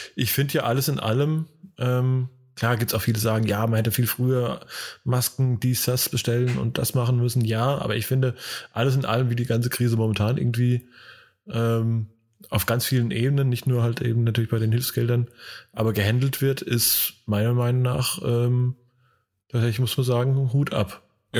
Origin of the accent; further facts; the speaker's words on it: Hesse, Germany; now in North Rhine-Westphalia, Germany; jetzt zwar ja auch gebürtiger Hesse, aber mittlerweile ja äh, Bürger des, äh, von NRW